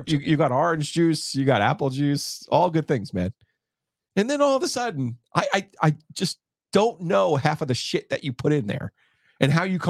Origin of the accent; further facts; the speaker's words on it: New Jersey, United States; we're coming in from New Jersey